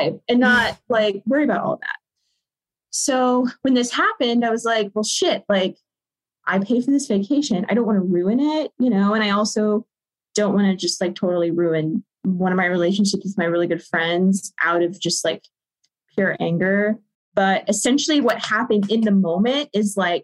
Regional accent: Southern US, United States; moved away; my hometown, which is Southern US, small town

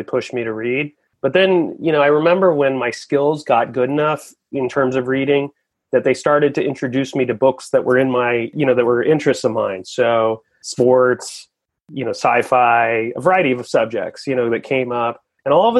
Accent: Portland, Oregon, United States; I grew up in Portland, Oregon, grew up in the rain

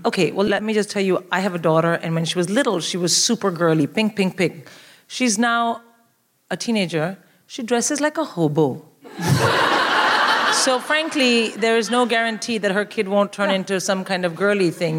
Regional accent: India; moved away as an adult; now in United Kingdom; I'm born and raised in India.

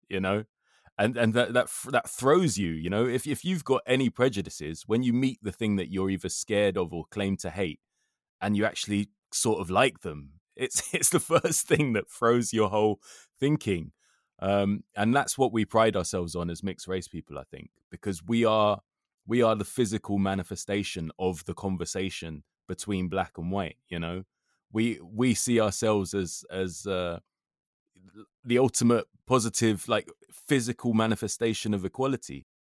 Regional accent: London, United Kingdom; I love being from London, but I love it because I feel that it makes me outward looking, not inward looking. because when I was twelve, I prided myself on being able to swear in, in up to twenty, twenty-five different languages just from going to school in Brent

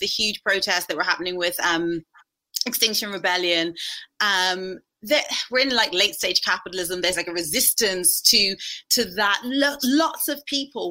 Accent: Ireland; I grew up, well, I'm Irish, and growing up in Ireland in the 1980s

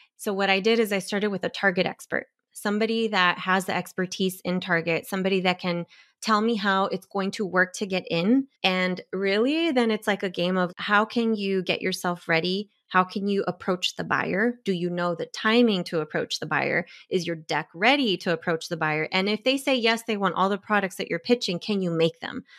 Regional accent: Bay Area, California, United States; I'm from the Bay Area

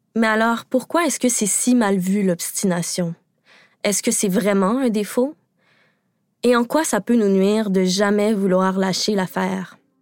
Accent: Quebec, Canada; je suis québécoise

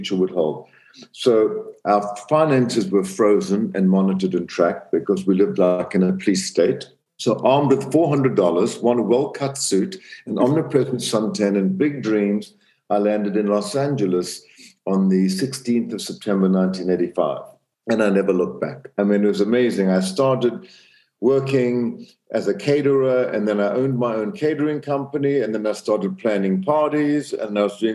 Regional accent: Zambia; born or raised there; moved away; also born or lived in South Africa

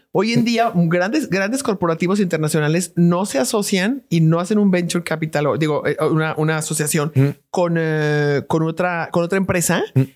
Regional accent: Mexico; los mexicanos somos súper creativos, los mexicanos somos profundamente inteligentes

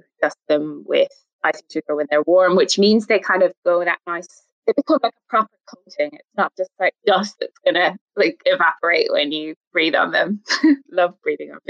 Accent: Ireland

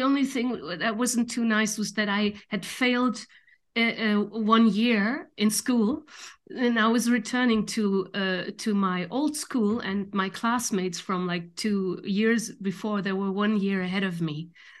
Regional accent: Düsseldorf, North Rhine-Westphalia, Germany; born there; English is a second language; I was born in Dusseldorf, which is North Rhine-Westphalia, how you call it, and my father is also from there

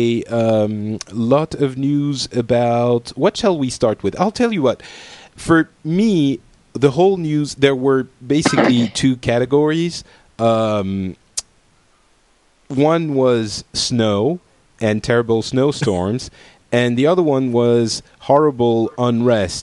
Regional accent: France; I am from France

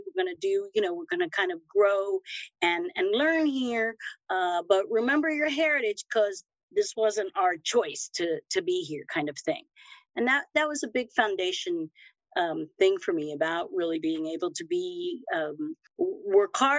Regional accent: Miami, Florida, United States; also born or lived in Havana, Cuba

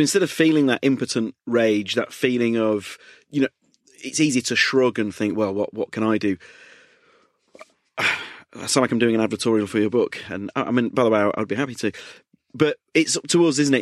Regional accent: United Kingdom; I'm so British

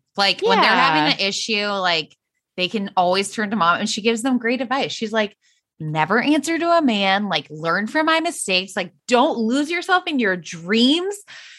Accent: Novato, California, United States; sometimes I say I'm from Novato. Sometimes I'll say I'm from Marin. It matters where I am.

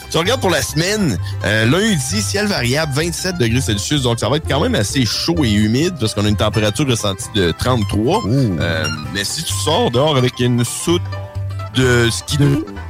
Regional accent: Neuville, Quebec, Canada; j'habite, j'habite à, je viens de Neuville

